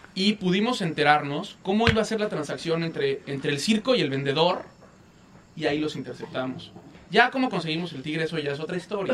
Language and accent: Spanish; Mexico; para mí es un orgullo como mexicano